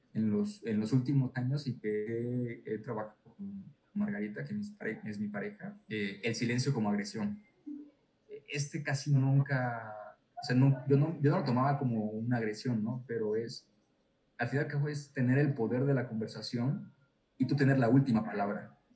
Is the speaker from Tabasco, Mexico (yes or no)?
yes; Tabasco, Mexico; soy tabasqueño